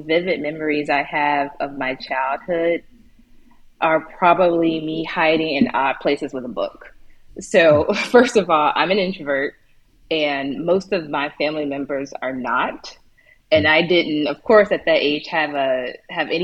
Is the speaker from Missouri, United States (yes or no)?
no; Chicago, Illinois, United States; moved away; also born or lived in Portugal; I grew up in the South Side of Chicago.